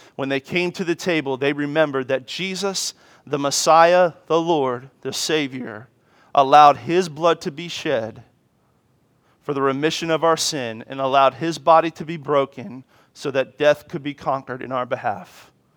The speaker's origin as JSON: {"language": "English", "town": "Washington", "region": "District of Columbia", "country": "United States", "tie": "born or raised there", "said": "as a child, I grew up in Washington, D C"}